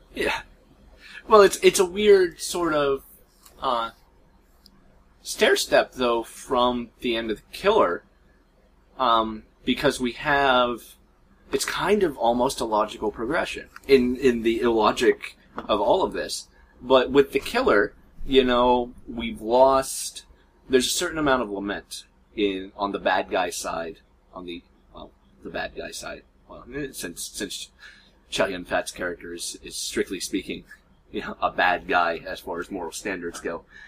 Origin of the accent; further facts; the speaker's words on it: United States; We're American